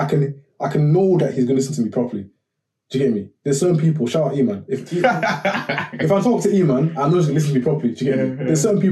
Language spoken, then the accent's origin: English; Nigeria; I'm a Nigerian person, come from Nigerian culture, in Zimbabwe.